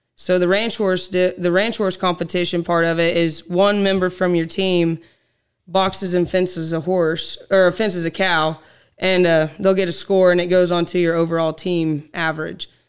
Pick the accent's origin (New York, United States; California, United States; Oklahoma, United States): Oklahoma, United States; Lenapah; I was born and raised in Lenapaw, Oklahoma